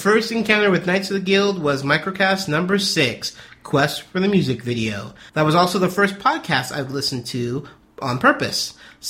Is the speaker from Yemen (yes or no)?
no; Poland; So, to begin with, I'm from Poland.